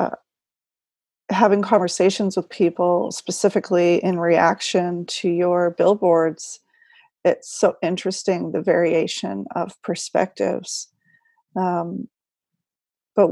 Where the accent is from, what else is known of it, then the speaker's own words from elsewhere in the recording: New Zealand; My home country.